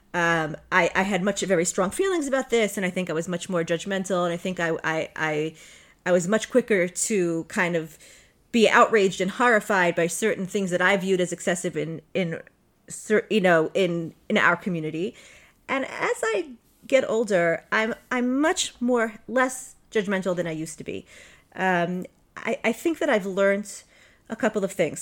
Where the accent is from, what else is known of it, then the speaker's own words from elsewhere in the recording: Five Towns, Long Island, New York, United States; moved away; I'm from the Five Towns, I'm from Long Island